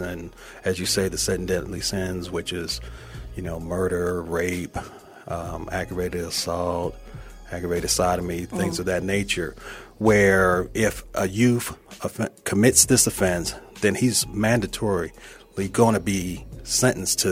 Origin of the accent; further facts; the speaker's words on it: Toledo, Ohio, United States; moved away as an adult; also born or lived in Fulton County; I was born and raised in Toledo, Ohio.